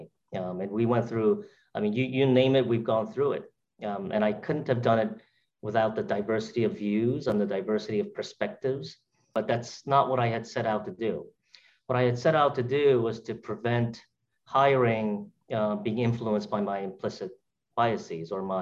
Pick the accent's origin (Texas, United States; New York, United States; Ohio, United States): New York, United States; New York City; from my roots as an immigrant, from a kid growing up in Brooklyn